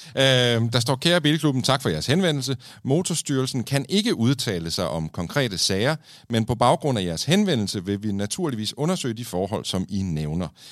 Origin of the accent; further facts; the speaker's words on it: Kolding, Southern Denmark, Denmark; i Kolding, der, hvor jeg er fra.